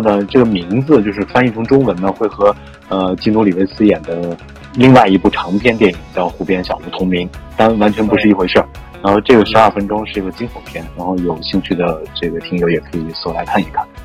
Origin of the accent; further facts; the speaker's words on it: China; 我来自中国